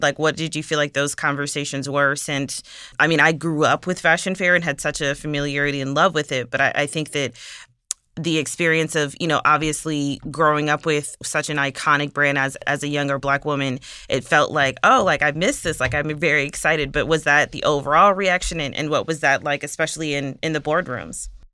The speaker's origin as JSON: {"language": "English", "town": "Milwaukee", "region": "Wisconsin", "country": "United States", "said": "I'm actually from Milwaukee, so not very far"}